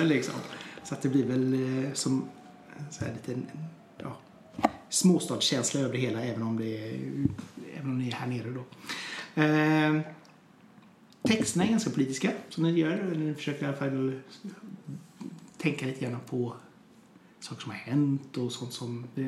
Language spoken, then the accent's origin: Swedish; Hunnebostrand, Västra Götaland, Sweden; moved away; also born or lived in Trollhättan; Jag är från Hunnebostrand från början